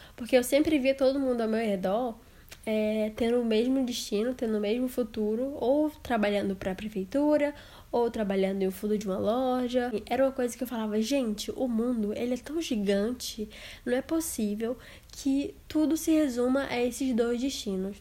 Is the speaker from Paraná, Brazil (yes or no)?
no; Envira, Amazonas, Brazil; moved away as an adult; also born or lived in Manaus; now in Lille, France; sou de uma cidade do interior do Amazonas chamada Envira, mas atualmente moro no norte da França, em Lille.